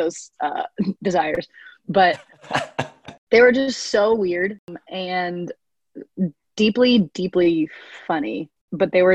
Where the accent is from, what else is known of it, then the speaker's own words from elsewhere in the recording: Nashville, Tennessee, United States; I'm from Nashville, Tennessee